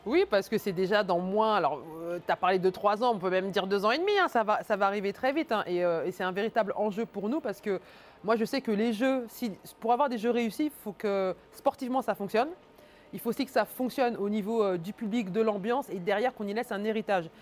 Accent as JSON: {"language": "French", "country": "France", "tie": "born or raised there", "also_born_or_lived": "Cameroon", "said": "né au Cameroun, arrivé en France à deux ans"}